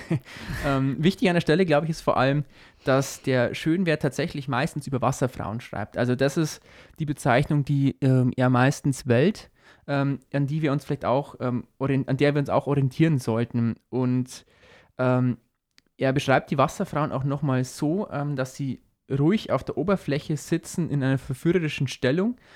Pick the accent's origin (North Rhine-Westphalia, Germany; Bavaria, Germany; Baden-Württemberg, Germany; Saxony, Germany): Bavaria, Germany; Upper Palatinate; bei uns in der Oberpfalz